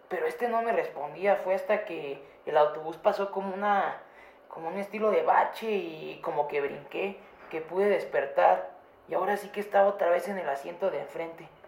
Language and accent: Spanish; Texcoco, State of Mexico, Mexico; Yo soy de Texcoco y ella es de Chimalhuacán.